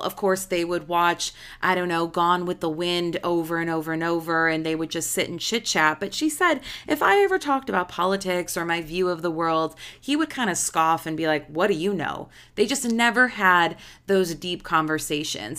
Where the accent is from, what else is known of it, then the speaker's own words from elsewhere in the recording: Illinois, United States; I'm from Illinois